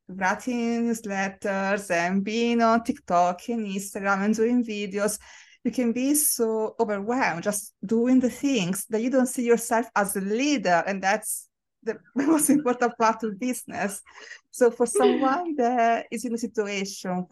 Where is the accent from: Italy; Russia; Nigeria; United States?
Italy; moved away; I grew up in Italy, which is predominantly a white country.